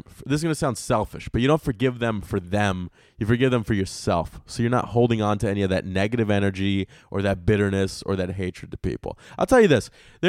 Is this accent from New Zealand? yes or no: yes; New Zealand; I'm from New Zealand